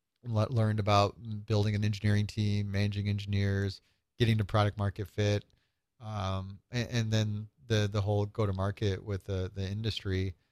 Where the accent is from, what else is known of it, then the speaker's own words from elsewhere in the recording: Nebraska, United States; moved away as an adult; now in Chicago, United States; Yeah, I was born in Chicago, grew up in small town Nebraska, and had a nice experience of that small town life up until about 19, where I did some of my school in Nebraska and then ended up coming out to Chicago.